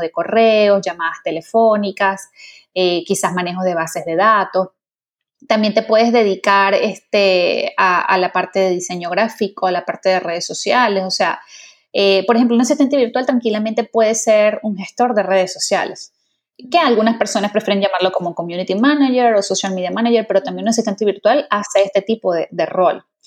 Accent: Venezuela; also born or lived in England; yo soy venezolana

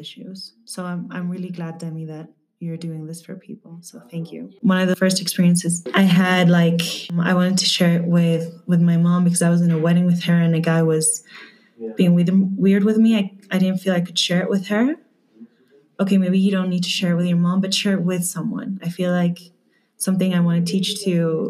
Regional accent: Madrid, Community of Madrid, Spain; I'm from Madrid, Spain

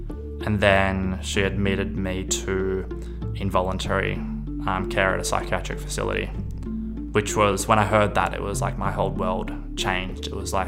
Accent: Kodaikanal, Tamil Nadu, India; now in Australia; I need to get a flight to Delhi from the closest airport. I'm from Kodaikanal.

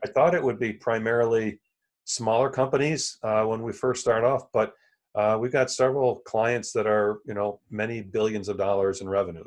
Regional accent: Elmira, New York, United States; moved away as an adult; also born or lived in Chicago area / Tennessee; now in Buffalo, United States; I'm from Elmira, which is central New York

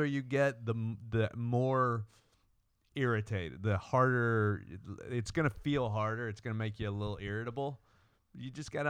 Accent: Texas, United States; I'm not. I'm just from Texas.

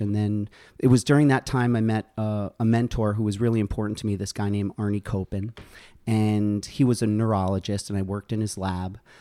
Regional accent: Ossining, New York, United States; moved away as an adult; also born or lived in Connecticut / Albany, New York; now in Plattsburgh, United States; I grew up in Westchester Downstate in Ossining.

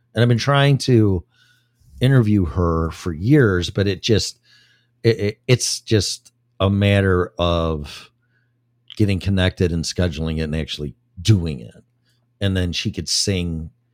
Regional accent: Illinois, United States; moved away as an adult; I moved here for the first time five years ago from my hometown and state of Illinois, home state of Illinois

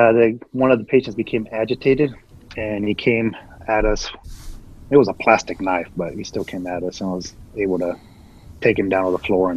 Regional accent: Lima, Peru; also born or lived in Ayacucho, Peru; now in Georgia, United States; When I grew up in Peru, we were learning English and Spanish, you know, but Quechua was not even a part of it at that time.

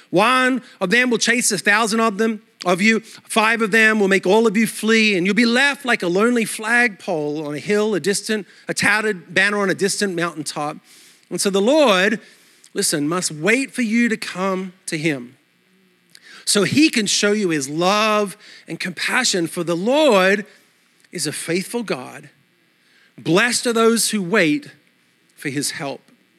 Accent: Australia; accent: mixed Australian/American; moved away as an adult; also born or lived in New York City; now in United States; My accent is a mutt. Australia all my life, then New York City for 12 years. Now I'm in the South and my kids are texting me y'all in their text.

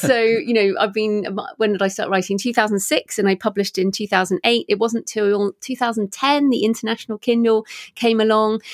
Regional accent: England, United Kingdom; moved away as an adult; also born or lived in Australia; I'm obviously English and, um, I was living in Australia at the time.

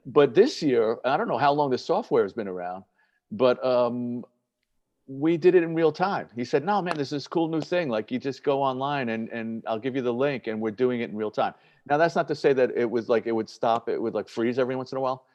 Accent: New York City, New York, United States; I'm a Yankee person growing up in the Bronx

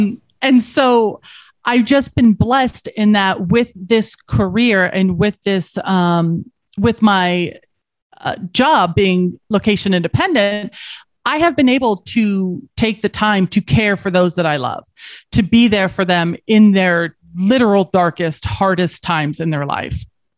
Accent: Colorado, United States; So I grew up in Colorado and I didn't. I'm a SoCal girl.

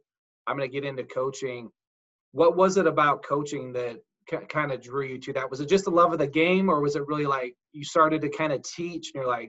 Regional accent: Salt Lake City, Utah, United States; I grew up in Salt Lake.

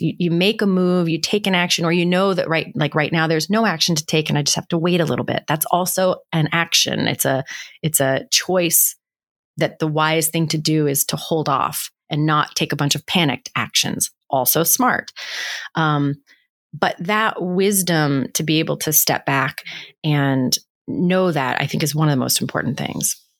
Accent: West Virginia, United States; I grew up in West Virginia

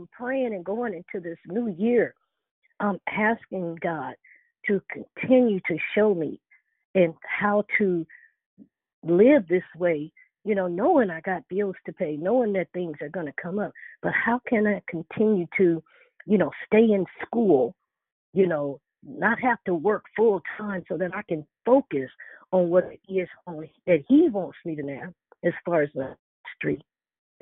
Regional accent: Chicago, Illinois, United States; moved away; I'm also from Chicago too.

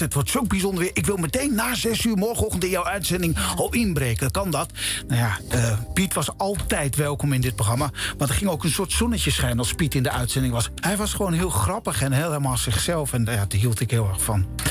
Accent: Drenthe, Netherlands; moved away; We gingen allebei terug naar onze geboortegrond. Ik naar Drenthe

